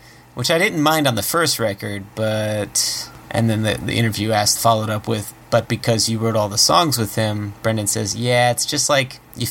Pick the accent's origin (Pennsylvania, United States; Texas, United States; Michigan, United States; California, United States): Michigan, United States; Detroit; I grew up in that city, you know, and I was sort of forced to leave my hometown. I didn't grow up in the suburbs and move into the city and slum it. I lived there my whole life